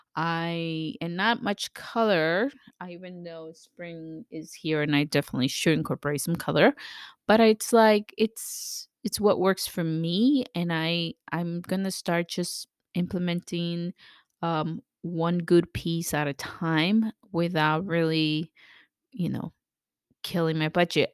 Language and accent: English; El Salvador; moved away; I'm from, I was born in El Salvador